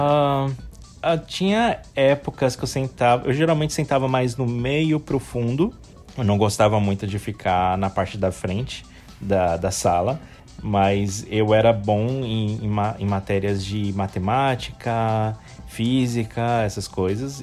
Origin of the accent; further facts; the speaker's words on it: São Paulo, Brazil; Eu nasci no hospital, mas eu não lembro qual hospital, mas eu nasci no, em São Paulo, na capital, em São Paulo mesmo, no estado de São Paulo, na cidade de São Paulo